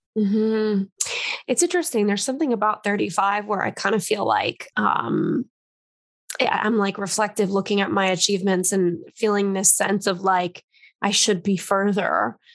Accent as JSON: {"language": "English", "town": "Los Angeles", "region": "California", "country": "United States", "tie": "born or raised there", "moved": "yes", "lives_now": "New York, United States", "said": "I grew up in Los Angeles and I live in New York now"}